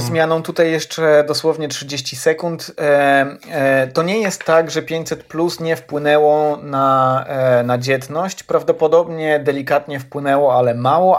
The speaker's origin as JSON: {"language": "Polish", "town": "Ełk", "region": "Warmian-Masurian Voivodeship", "country": "Poland", "tie": "born or raised there", "moved": "yes", "said": "do swojego rodzinnego Ełku"}